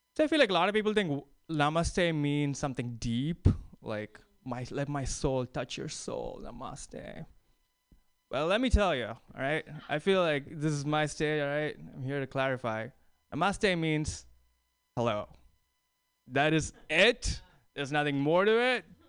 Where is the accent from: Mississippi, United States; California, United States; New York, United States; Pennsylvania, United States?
New York, United States; New York City; I'm from New York City